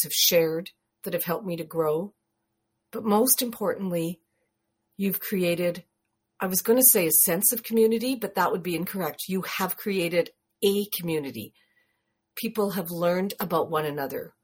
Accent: Canada; greetings from Canada

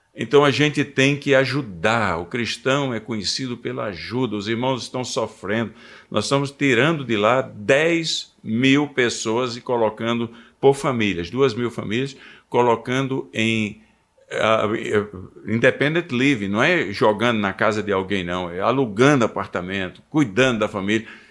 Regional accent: Seridó backlands, Rio Grande do Norte, Brazil; moved away as an adult; also born or lived in California, United States; eu nasci no Rio Grande do Norte, no, no sertão do Seridó. Então, ah, humanamente falando, não havia muita perspectiva. Família é simples e um lugar simplíssimo.

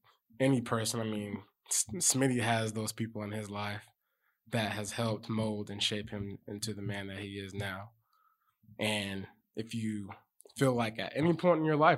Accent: Lacey, Washington, United States; Lacey, Washington.

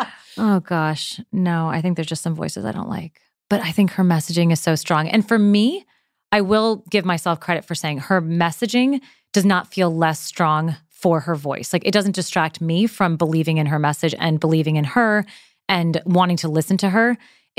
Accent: New York, United States; I'm from New York, so I have heard it.

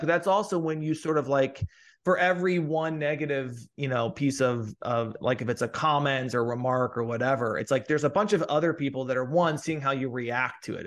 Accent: Midwest, United States; moved away as an adult; also born or lived in St. Louis / New York / Los Angeles; I grew up sort of in the Midwest

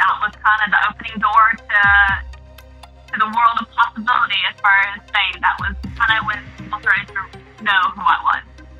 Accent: the South, United States; now in New York, United States; Growing up in the South, we do kind of stereotype on New York and Northerners.

